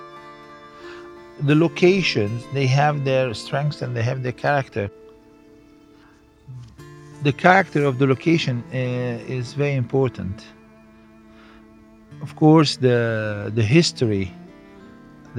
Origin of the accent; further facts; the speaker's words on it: Cairo, Cairo Governorate, Egypt; growing up in Egypt, I was surrounded with this kind of gods